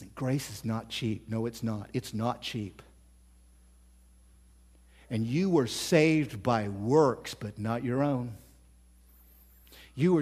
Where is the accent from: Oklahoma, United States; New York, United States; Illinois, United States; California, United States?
Oklahoma, United States; I'm from Oklahoma.